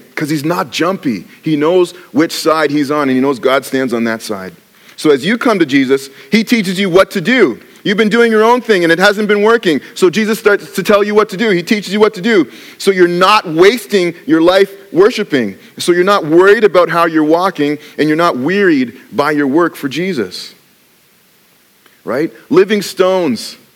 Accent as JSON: {"language": "English", "country": "Canada", "said": "So, yes, I'm Canadian, but I actually have"}